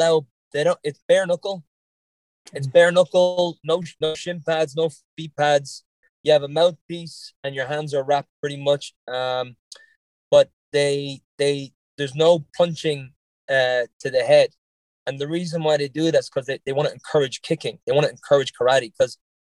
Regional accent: Lucan, Leinster, Ireland; accent: Irish, a little bit on the Dublin side; moved away as an adult; also born or lived in Newbridge, Kildare; now in Boston, United States; I grew up in Dublin and my family lives in Kildare

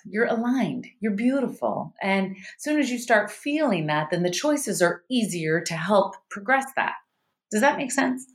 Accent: Starkville, Mississippi, United States; now in California, United States; I was raised in the South, and I had, we were raised, actually, I had the hippie parents. So we were raised vegan in the South

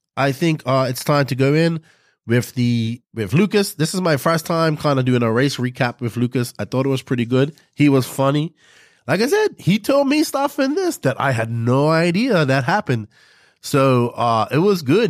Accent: Bermuda; accent: Bermudian; my people from Bermuda be able to talk in my full Bermudian accent

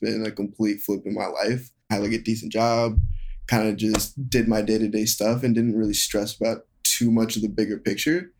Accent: Seattle, Washington, United States; moved away as an adult; now in Los Angeles, United States; I'm from Seattle, like I said, and so I lived, like, kind of in the woods

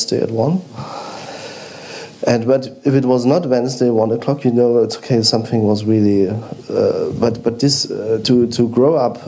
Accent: East Germany, Germany; we grew up in East Germany

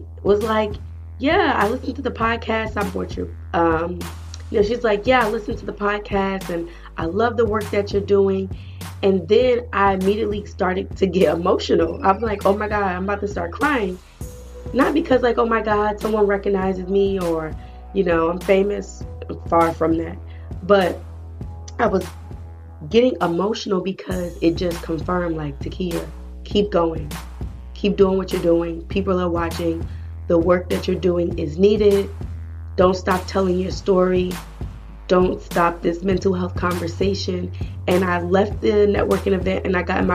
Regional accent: New Jersey, United States; my home state, New Jersey

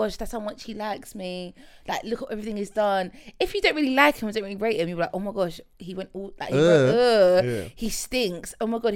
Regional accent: London, United Kingdom; I'm from London, but London.

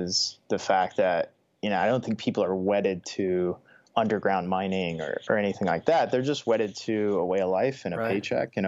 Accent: Pike County, Kentucky, United States; the county we grew up in Pike County, Kentucky

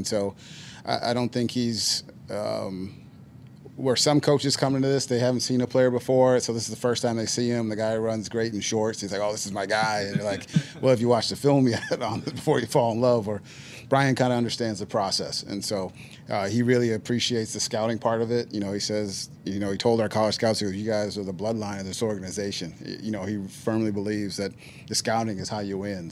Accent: Northeast, United States; I'm from the Northeast

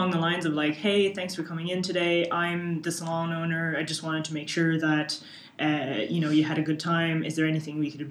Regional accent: Canada; now in Ireland; I'm from Canada

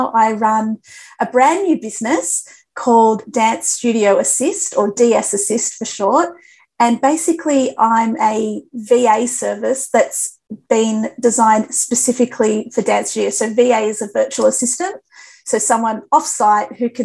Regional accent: New South Wales, Australia; moved away as an adult; now in Gold Coast, Australia; I moved away from my home state, which was New South Wales, around 6 years ago.

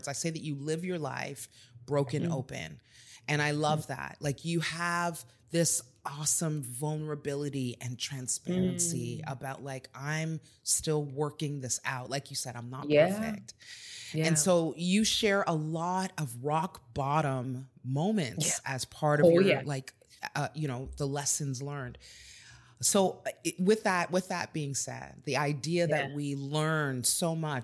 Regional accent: Texas, United States; So am

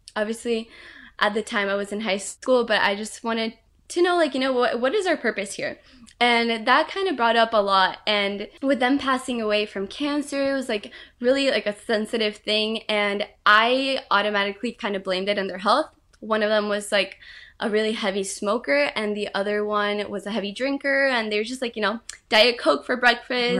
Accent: Brazil; moved away; I was really close to her growing up in Brazil

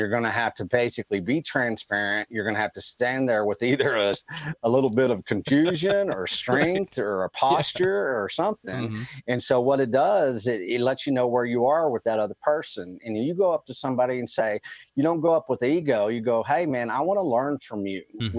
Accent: Texas Panhandle, United States; I'm sixth generational Texan

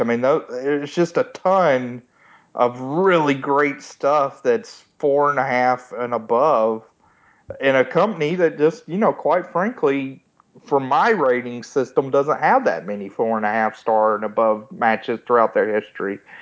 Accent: Georgia, United States; growing up in Georgia

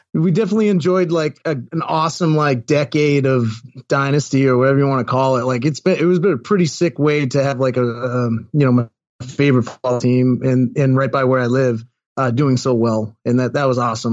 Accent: Sharon, Massachusetts, United States; moved away; Sharon Mass as my, uh, as, as my hometown

